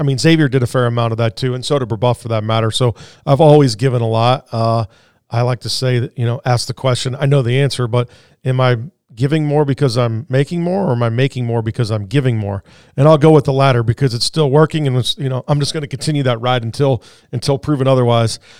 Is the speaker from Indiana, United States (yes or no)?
yes; Indianapolis, Indiana, United States; moved away; I was born and raised in Indianapolis